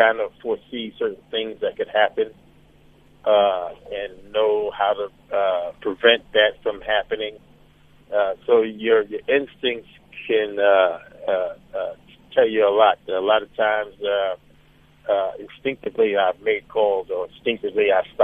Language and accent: English; New York City, New York, United States; growing up in Brooklyn, New York